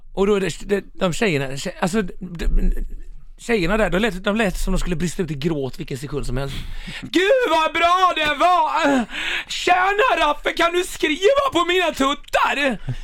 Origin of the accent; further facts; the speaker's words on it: Mölnlycke, Västra Götaland, Sweden; now in Stockholm, Sweden; när jag växte upp i Mölnlycke